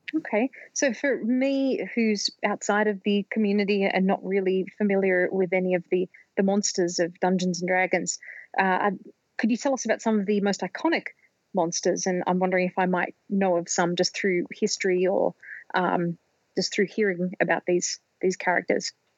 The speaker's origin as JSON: {"language": "English", "country": "Australia", "tie": "born or raised there", "said": "when I was growing up in Australia when I was a kid in the 1980s"}